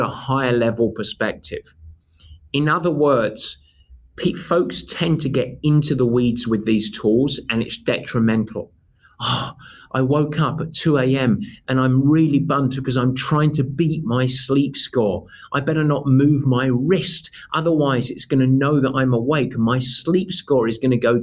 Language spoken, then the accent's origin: English; England, United Kingdom; now in United States; I'm English